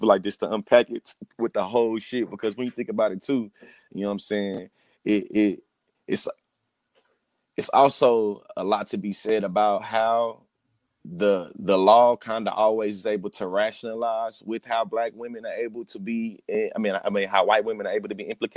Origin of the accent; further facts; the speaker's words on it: Texas, United States; now in Oklahoma, United States; I'm a native in Texas and born and raised in Texas